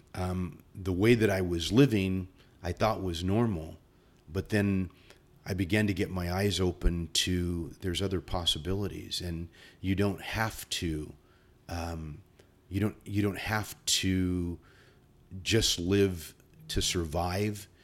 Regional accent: San Bernardino, California, United States; I grew up in the San Bernardino area

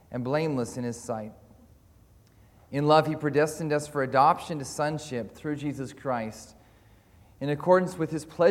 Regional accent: Canada; moved away as an adult; also born or lived in Caldercruix, Scotland; now in Scotland, United Kingdom; I'm from Calder Crooks, but also from Canada. Before that, I was a pastor there, and then we came over here to study and to serve.

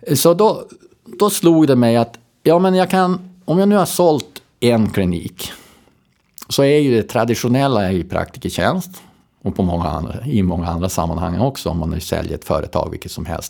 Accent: Robertsfors, Västerbotten County, Sweden; also born or lived in Storröningsberg; now in Skellefteå, Sweden; jag är från Robertsfors

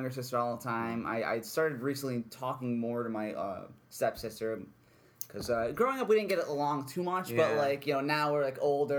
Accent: Frankfort, New York, United States; now in Utica, United States; I'm originally from Frankfort, New York.

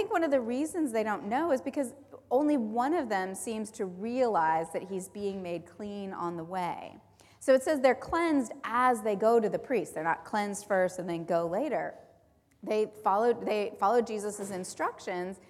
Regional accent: Southern California, United States; I grew up in Southern California

